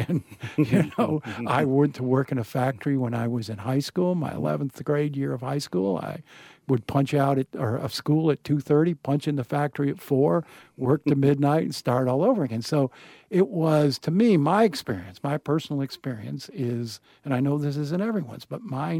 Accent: Burkesville, Kentucky, United States; born there; I was born in Berksville, Kentucky, which is in the foothills of the Appalachians. No hospital. I was born in a doctor's office, taken home right away to the only way I can describe it is a three-room shack

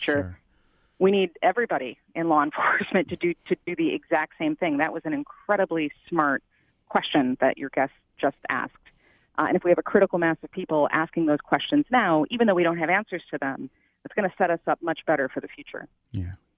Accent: Midwest, United States; moved away; I'm from the Midwest originally.

